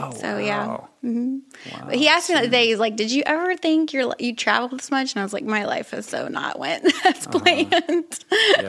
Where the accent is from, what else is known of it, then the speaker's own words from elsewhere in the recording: Ohio, United States; I grew up in Ohio. Midwest.